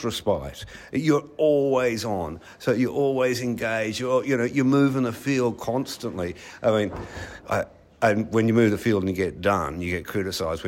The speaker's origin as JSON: {"language": "English", "country": "Australia", "said": "I'm an Australian"}